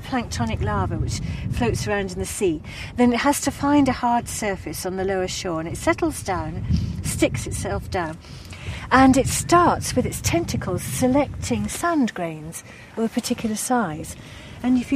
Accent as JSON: {"language": "English", "area": "Cornwall", "region": "South West England", "country": "United Kingdom", "tie": "born or raised there", "moved": "as an adult", "lives_now": "Cumbria, United Kingdom", "said": "I grew up in Cornwall"}